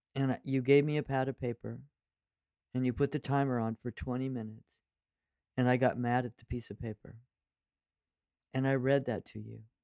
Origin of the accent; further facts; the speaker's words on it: Central Valley of California, United States; I grew up in the Central Valley of California